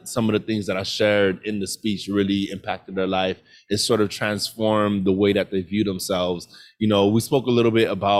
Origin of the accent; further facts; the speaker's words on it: Miami, Florida, United States; also born or lived in Orlando; I was born and raised in Miami